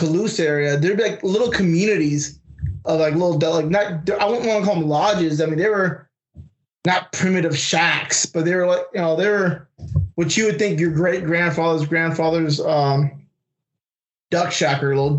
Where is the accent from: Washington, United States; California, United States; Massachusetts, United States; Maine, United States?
California, United States; Fairfield; moved away as an adult; where I grew up at in Fairfield.